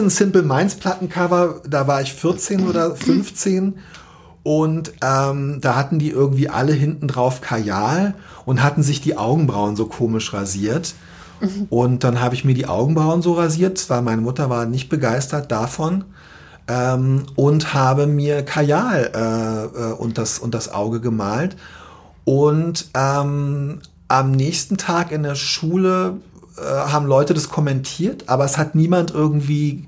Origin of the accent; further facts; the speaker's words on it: Berlin, Germany; moved away as an adult; now in Hamburg, Germany; Ich bin äh, in Zehlendorf in Westberlin aufgewachsen